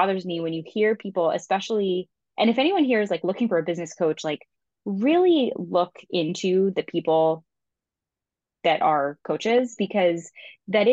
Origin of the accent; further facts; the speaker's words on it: Florida, United States; moved away as an adult; also born or lived in California; I grew up in Florida, moved to California, moved back to Florida, moved back to California